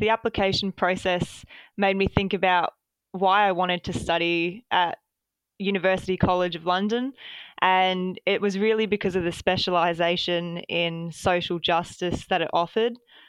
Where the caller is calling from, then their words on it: Melbourne, Victoria, Australia; Yeah, so I'm joining from Melbourne today.